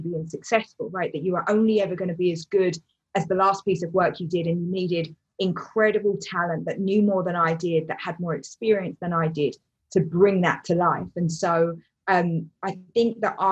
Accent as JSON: {"language": "English", "region": "London", "country": "United Kingdom", "tie": "born or raised there", "said": "I grew up in East London"}